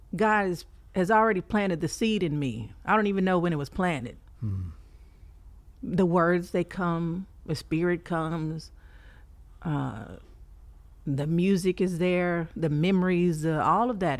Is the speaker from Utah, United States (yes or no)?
no; Fort Worth, Texas, United States; now in Houston, United States; born and raised in fort worth texas okay uh, i moved to houston maybe about nine years ago